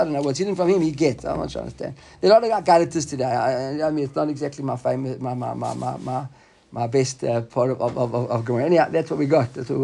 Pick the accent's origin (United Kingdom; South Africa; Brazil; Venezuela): South Africa; when we were growing up in South Africa